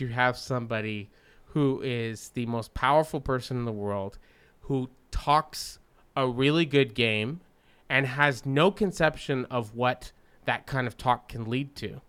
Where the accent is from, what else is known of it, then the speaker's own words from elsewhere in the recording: Canada; growing up in Canada